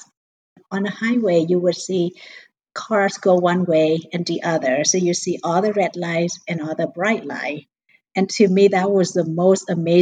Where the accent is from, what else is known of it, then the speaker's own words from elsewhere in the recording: Vietnam; now in United States; I came from a very poor childhood, growing up in Vietnam, in a village